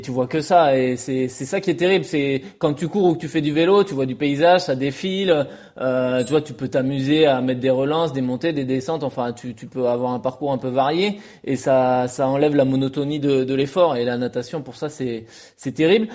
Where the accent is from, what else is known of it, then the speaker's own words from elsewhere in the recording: France; en tant que Français